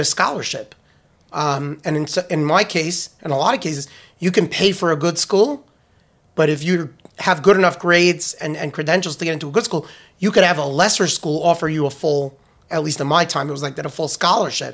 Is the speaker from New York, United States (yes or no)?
yes; New York, United States; moved away as an adult; also born or lived in Washington, D.C.; I was born in New York. I had a, I lived in New York